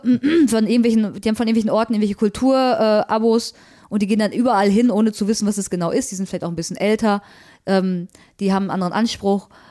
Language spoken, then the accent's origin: German; Recklinghausen, North Rhine-Westphalia, Germany; aber Recklinghausen ist schon ziemlich Ruhrgebiet und gerade Recklinghausen Süd, wo ich herkomme